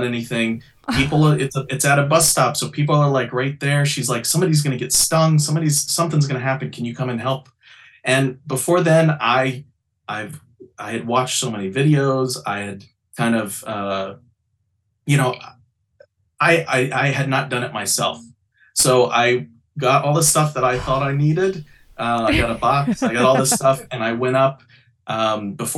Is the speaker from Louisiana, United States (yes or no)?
yes; Shreveport, Louisiana, United States; moved away as an adult; also born or lived in Orlando, Florida; now in New York City, United States; I'm originally from Louisiana, Shreveport, Louisiana